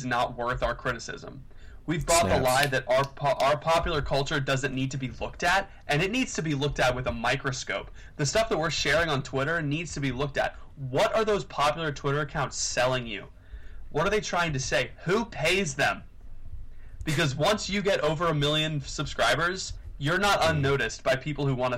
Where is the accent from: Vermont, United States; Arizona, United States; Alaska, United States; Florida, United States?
Florida, United States; I'm from Florida, where everybody goes to the beach all the time.